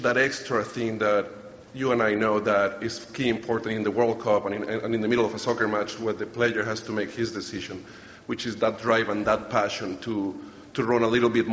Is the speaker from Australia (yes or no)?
no; Colombia; I'm born and raised in Colombia, South America.